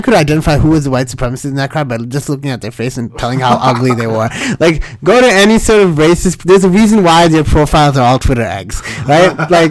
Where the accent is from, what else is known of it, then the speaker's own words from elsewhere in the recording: Sri Lanka; born there; And I said, buddy, I was born in Sri Lanka. Like, are you actually explaining Sri Lanka to me?